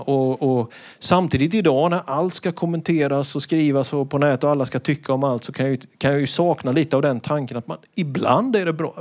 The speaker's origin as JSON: {"language": "Swedish", "town": "Vetlanda", "region": "Jönköping County", "country": "Sweden", "tie": "born or raised there", "said": "Det var så hemma i Vetlanda på studenten att en student fick hålla ett tal"}